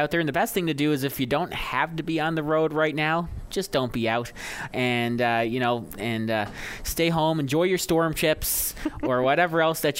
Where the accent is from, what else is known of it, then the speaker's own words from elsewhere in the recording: Paradise, Newfoundland and Labrador, Canada; Yes, and having grown up in that area, I grew up on Paradise Road for a time